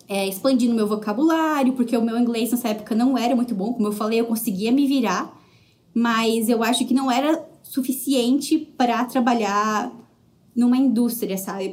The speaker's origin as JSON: {"language": "Portuguese", "town": "Joinville", "region": "Santa Catarina", "country": "Brazil", "also_born_or_lived": "Jaraguá do Sul, Brazil / São Paulo, Brazil / Hamilton, Canada", "moved": "as an adult", "lives_now": "Toronto, Canada", "said": "na realidade eu sou de Joinville"}